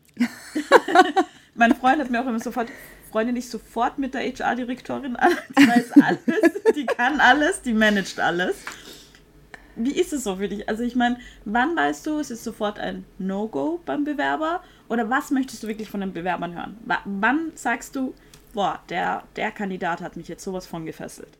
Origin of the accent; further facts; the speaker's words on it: Vienna, Austria; ich komme ja aus Wien